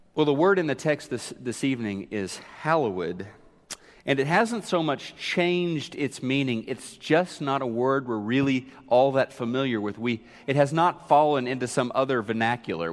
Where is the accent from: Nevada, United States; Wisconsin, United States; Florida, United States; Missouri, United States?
Missouri, United States; Neosho; moved away; I was remembering how we used to go to the skating rink in Neosho, Missouri.